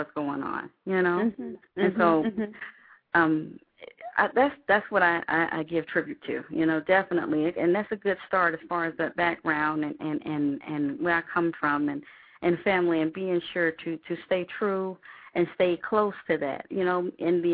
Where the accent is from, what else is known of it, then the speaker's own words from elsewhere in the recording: South Georgia, United States; also born or lived in Madrid, Spain; I got all my whoopings in South Georgia. So I'm... So I hail from South Georgia